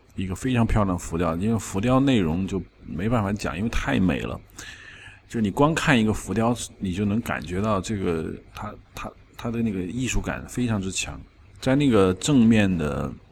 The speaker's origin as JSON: {"language": "Chinese", "country": "China", "said": "我们中国人"}